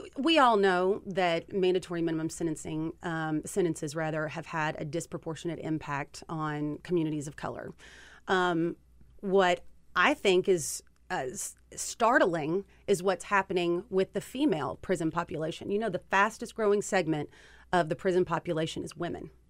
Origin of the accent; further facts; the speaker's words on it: Kentucky, United States; Kentuckians, which is where I'm from, I'm sure you can hear it from my accent